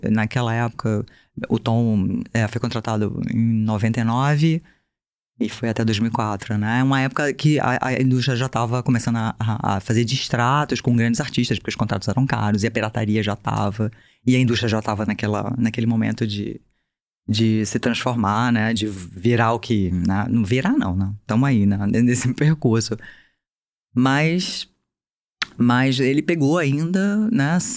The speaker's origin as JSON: {"language": "Portuguese", "region": "Bahia", "country": "Brazil", "moved": "as an adult", "lives_now": "Rio de Janeiro, Brazil"}